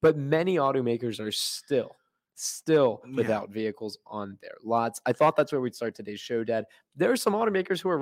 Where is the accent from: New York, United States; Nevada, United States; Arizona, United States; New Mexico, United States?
Arizona, United States; moved away; 85254. That's where I grew up in Arizona